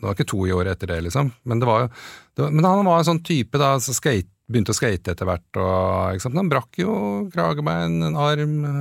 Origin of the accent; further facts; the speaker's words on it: Åsgårdstrand, Vestfold, Norway; moved away; jeg vokste opp i Åsgårdstrand